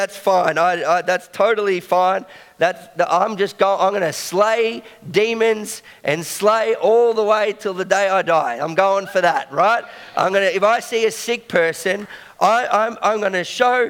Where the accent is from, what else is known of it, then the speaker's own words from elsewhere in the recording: Belgrave, Victoria, Australia; I grew up in Belgrave